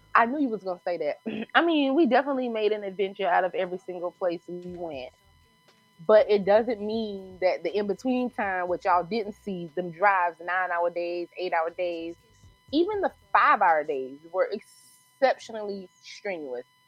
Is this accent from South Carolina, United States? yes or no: yes; South Carolina, United States; accent: South Carolina; moved away as an adult; also born or lived in Texas / Washington; I'm from here